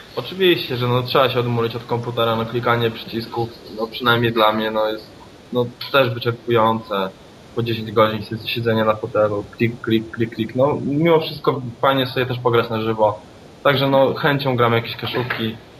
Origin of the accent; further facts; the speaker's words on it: Poland; jestem z Polski